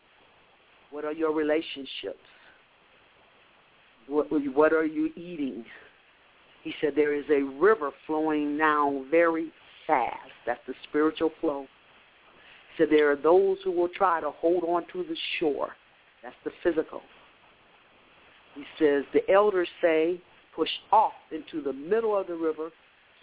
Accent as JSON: {"language": "English", "town": "Omaha", "region": "Nebraska", "country": "United States", "said": "I'm from Omaha, Nebraska"}